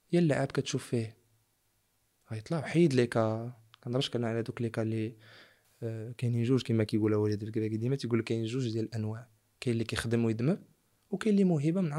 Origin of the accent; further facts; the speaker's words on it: Morocco; حنا كبرنا في المغرب